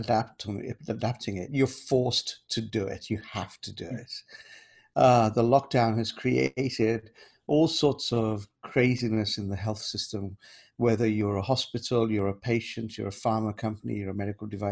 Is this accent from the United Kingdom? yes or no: yes; London, United Kingdom; also born or lived in Kenya; growing up in London